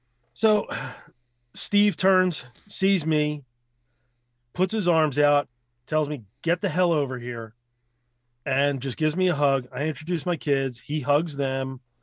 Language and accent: English; Ukraine; we're both from Russia and all this other thing. Well, Ukraine.